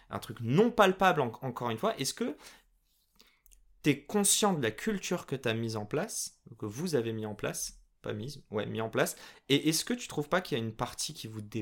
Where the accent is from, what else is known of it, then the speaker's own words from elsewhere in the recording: Morocco; et je dis pas que ça parce que je suis marocain, et français.